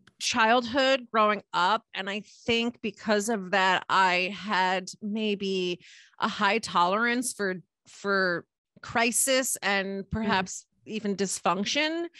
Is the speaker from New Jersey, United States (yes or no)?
yes; Middlesex County, New Jersey, United States; I grew up in Middlesex County in New Jersey